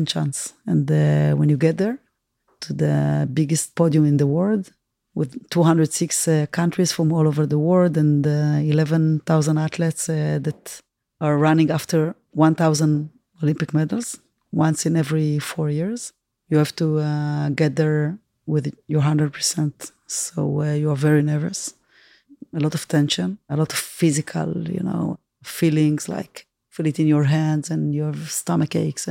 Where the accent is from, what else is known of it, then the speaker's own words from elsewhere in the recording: Tel Aviv, Tel Aviv District, Israel; from Tel Aviv